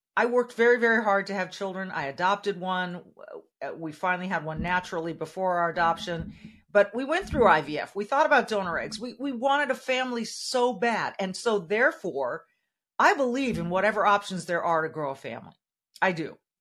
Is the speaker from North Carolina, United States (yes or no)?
no; California, United States; now in Minnesota, United States; the state of California, my home state, my, where I was born and raised